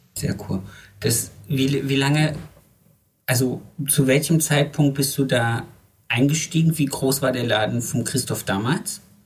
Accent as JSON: {"language": "German", "country": "Germany", "moved": "yes", "said": "Ich komme ich komm ja aus dem Harz ursprünglich"}